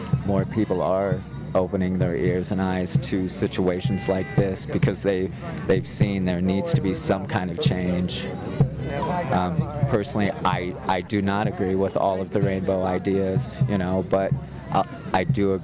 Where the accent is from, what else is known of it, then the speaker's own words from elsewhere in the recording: Indiana, United States; I'm from Indiana. So there's no mountains there